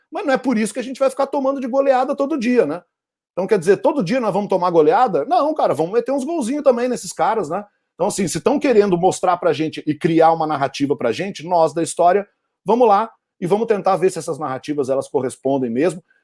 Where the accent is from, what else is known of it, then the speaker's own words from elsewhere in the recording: Portugal; perguntou onde você nasceu. Ah, eu sou português.